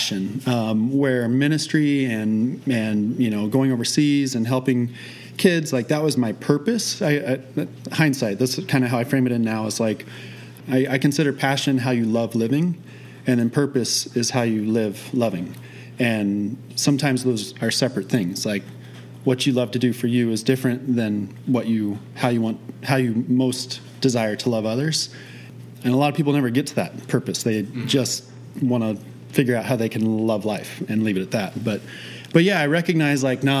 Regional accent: Midwest, United States; moved away as an adult; also born or lived in Oregon; I was born and raised in the Midwest, went to school in the Midwest.

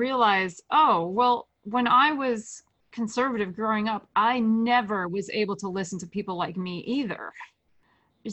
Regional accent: West Michigan, United States; moved away as an adult; we moved back to West Michigan, back to my hometown

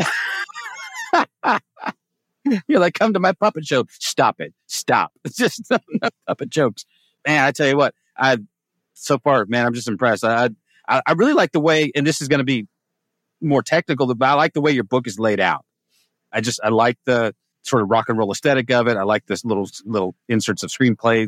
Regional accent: Humboldt County, California, United States; moved away as an adult; now in Texas, United States; my wife and I found that because we're from Humboldt

